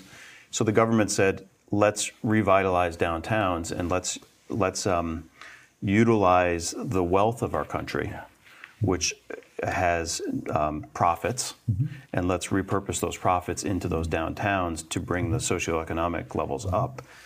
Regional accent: Winhall, Vermont, United States; I grew up in Bennington County um, uh, and, and Winhall

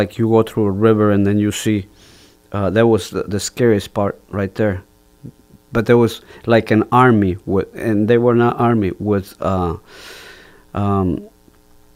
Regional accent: Jalapa, Guatemala; English is a second language; moved away as an adult; also born or lived in Maryland; now in Geneva, United States; my hometown, which is Jalapa

